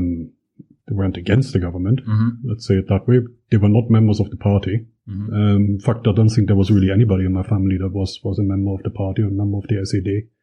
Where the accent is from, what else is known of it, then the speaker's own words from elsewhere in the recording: Schönebeck, Saxony-Anhalt, Germany; I was born in 1968. So obviously, you know, mostly grew up throughout the 70s and 80s in East Germany. Lived in a tower block, basically. Small tower block